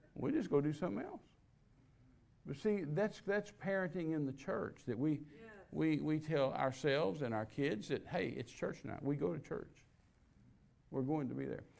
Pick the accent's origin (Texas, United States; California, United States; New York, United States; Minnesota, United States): Texas, United States; I was raised in Pentecostal church in Texas